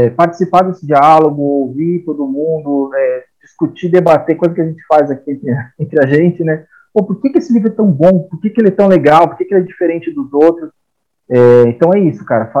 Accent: Brazil; a gente como brasileiro aí, como colonizado

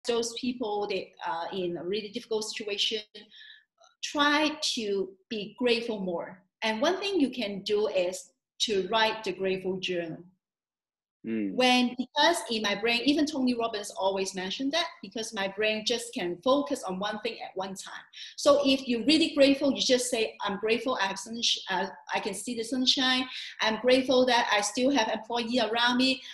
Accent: Hong Kong; Hong Kong, my hometown

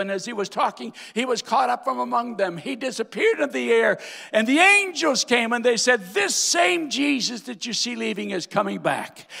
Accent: North Dakota, United States; moved away as an adult; also born or lived in Iowa / Kansas; I was born and raised in North Dakota, my daddy's church

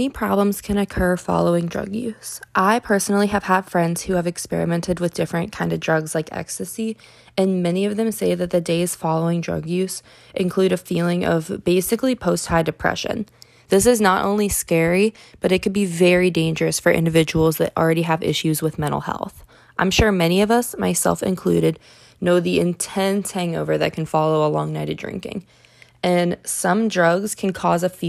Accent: Pickerington, Ohio, United States; my hometown of Pickerington, Ohio

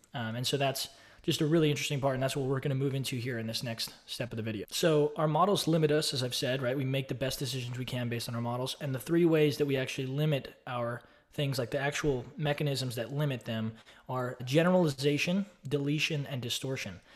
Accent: Austin, Texas, United States; I grew up in Austin, Texas

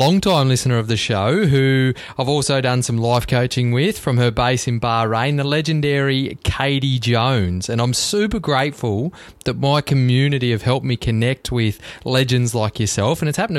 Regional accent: Cobar, New South Wales, Australia; we're both from small country towns. You're from a small town in Victoria, and I'm from Cobar, an isolated community in Western New South Wales.

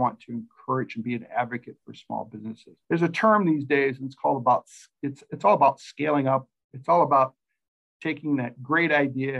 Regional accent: Mason City, Iowa, United States; I grew up in Mason City, Iowa

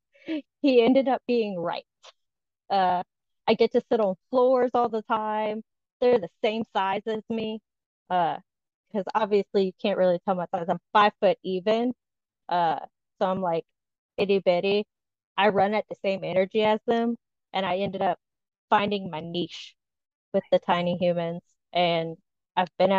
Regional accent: Southern Louisiana, United States; I am a Southern Louisiana born and raised that never quite fit into the Southern Louisiana, except for my accent

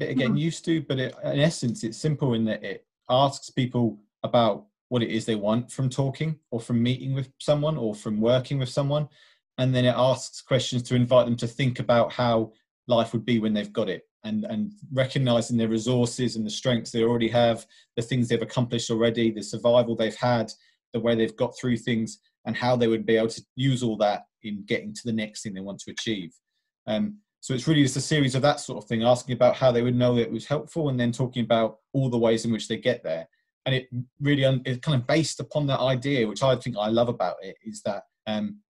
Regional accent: Essex, East of England, United Kingdom; I'm from Essex, always lived in Essex

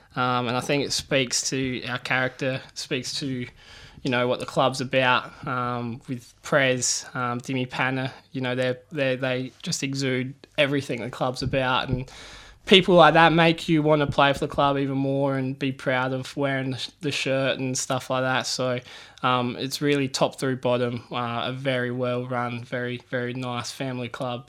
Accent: Port Perry, Ontario, Canada; It's a small town, lots of good people.

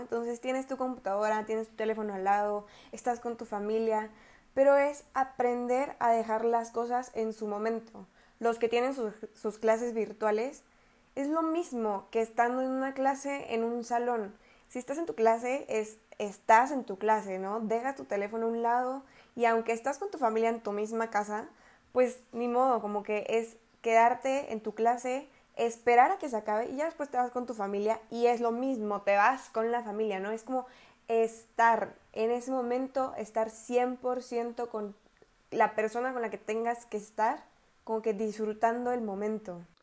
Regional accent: Querétaro, Mexico; also born or lived in El Salvador / Costa Rica; soy de Querétaro

